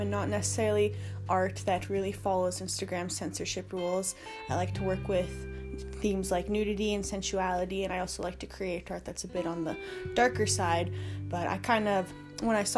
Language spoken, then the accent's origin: English; Regina, Saskatchewan, Canada; I'm a photographer from Regina, Saskatchewan.